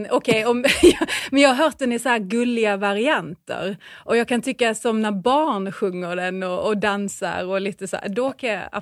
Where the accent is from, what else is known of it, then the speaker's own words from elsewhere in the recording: Skåne, Sweden; Jag är ju skåning